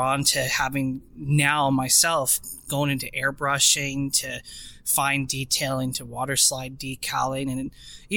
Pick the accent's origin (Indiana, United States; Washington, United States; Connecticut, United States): Washington, United States; I'm 27 years old, born and raised in Washington State.